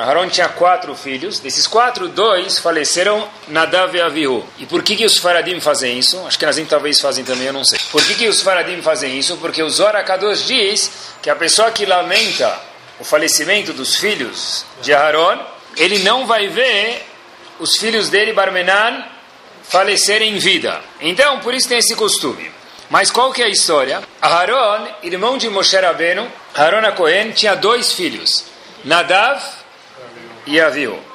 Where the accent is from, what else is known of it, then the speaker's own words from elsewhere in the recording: Brasília, Federal District, Brazil; sou de Brasília